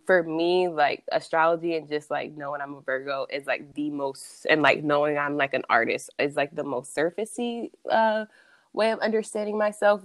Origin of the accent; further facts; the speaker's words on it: Columbus, Ohio, United States; moved away as an adult; also born or lived in Hawaii; I am from Columbus, Ohio